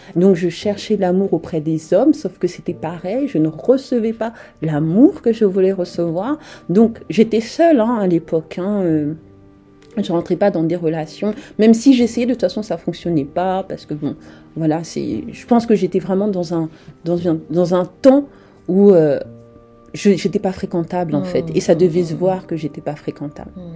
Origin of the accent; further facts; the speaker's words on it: France; also born or lived in Republic of the Congo / Japan; je suis euh, française et je vis, euh, en fait, je suis en France depuis mes trois ans. mes parents sont originaires en fait du Congo Brazzaville